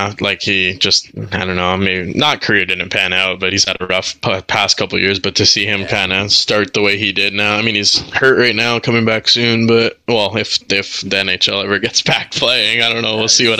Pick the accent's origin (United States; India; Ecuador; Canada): Canada; Montreal, Quebec; My mom was Canadian, so was my dad. But so my mom and I, being Canadian, had to come back.